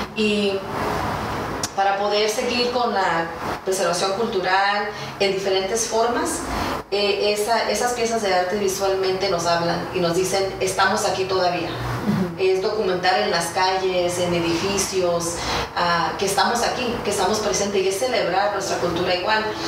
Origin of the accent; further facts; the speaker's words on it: United States; also born or lived in San Diego, California; como chicana, como mexicana, viviendo aquí en Estados Unidos